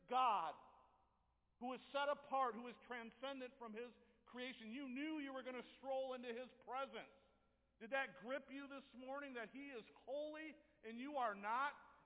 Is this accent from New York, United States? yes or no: no; Jenison, Michigan, United States; I grew up in Jenison